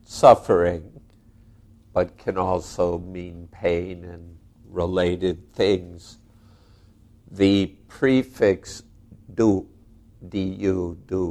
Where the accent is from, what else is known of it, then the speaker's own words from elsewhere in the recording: United States; I'm an American